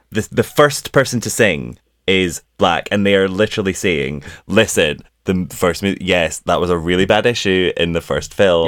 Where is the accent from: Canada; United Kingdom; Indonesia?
United Kingdom; we're British